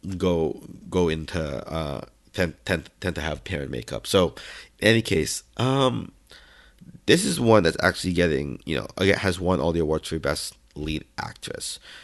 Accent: United States; I'm American

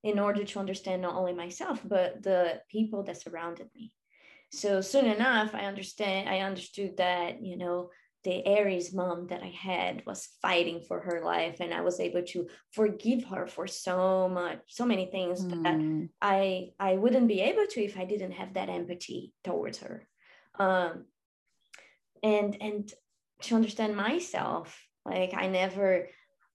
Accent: Brazil; also born or lived in Australia / Europe; now in United States; I grew up in Brazil

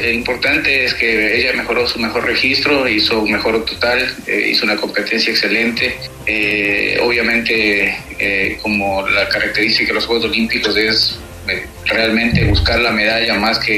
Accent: Ecuador; now in Aruba; somos ecuatorianos

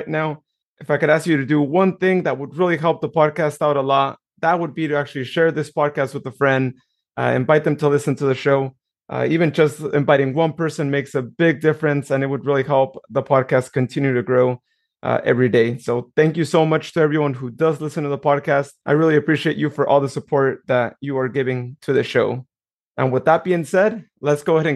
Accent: Modesto, California, United States; I'm from Modesto as well, born and raised

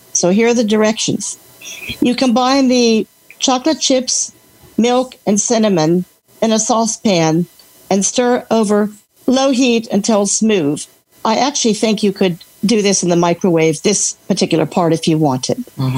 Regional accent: Alexandria, Virginia, United States; Alexandria, Virginia. Where it's raining right now, but that's okay.

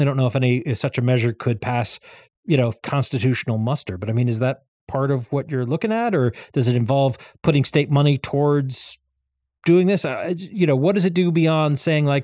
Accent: Andover, Massachusetts, United States; I grew up in the town of Andover

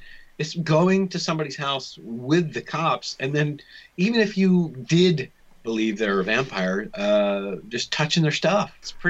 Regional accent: United States; I'm American.

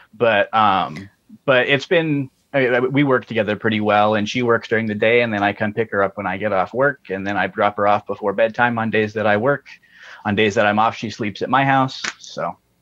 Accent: Colorado, United States; moved away as an adult; also born or lived in Ohio; now in Montana, United States; I grew up in Colorado uh, and I went to college in Ohio and now I'm in Montana

